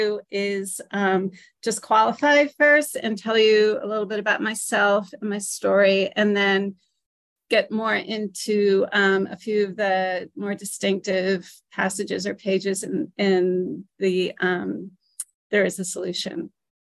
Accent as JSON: {"language": "English", "town": "New Britain", "region": "Connecticut", "country": "United States", "said": "I'm from New Britain, Connecticut"}